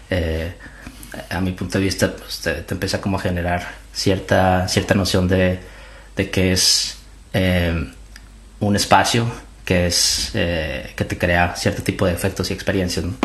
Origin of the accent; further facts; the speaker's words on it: Torreón, Coahuila, Mexico; yo soy de Torreón, yo soy originalmente de Torreón, de la Perla de la Laguna. Y yo creo que ah, uno de los clichés, desde chiquito yo pensé que iba a ser arquitecto.